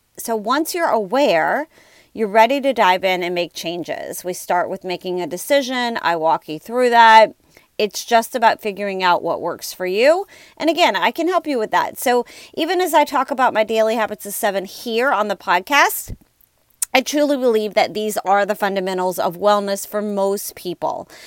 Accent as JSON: {"language": "English", "town": "New Orleans", "region": "Louisiana", "country": "United States", "said": "I am from New Orleans, and I live in an area that this is very challenging time of year"}